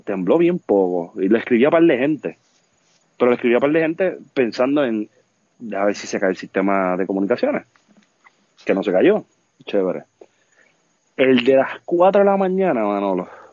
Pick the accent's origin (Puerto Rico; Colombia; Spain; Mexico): Puerto Rico; Vega Baja; por suerte soy de Vega Baja